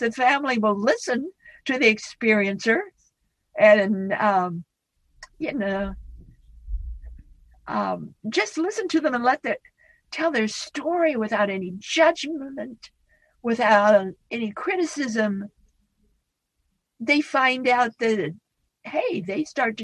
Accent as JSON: {"language": "English", "region": "Idaho", "country": "United States", "moved": "yes", "said": "I come from Idaho. I'm a Western woman, Idaho. And we're all plain speakers back in Idaho"}